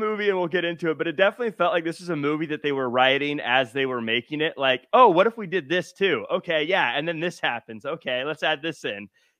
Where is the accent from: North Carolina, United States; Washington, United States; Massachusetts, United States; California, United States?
Washington, United States; Tacoma; Tacoma, Washington.